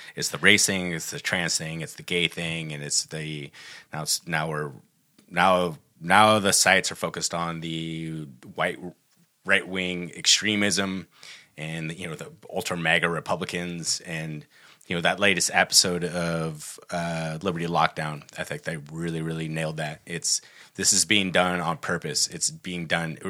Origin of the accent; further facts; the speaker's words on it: Humboldt County, Northern California, United States; we grew up in Humboldt County, which is actually Northern California